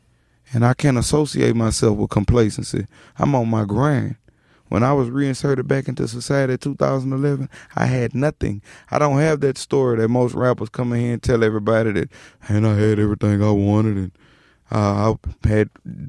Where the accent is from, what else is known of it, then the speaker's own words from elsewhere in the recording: Baton Rouge, Louisiana, United States; also born or lived in New Orleans; I was born in New Orleans, but New Orleans. I grew up in Baton Rouge.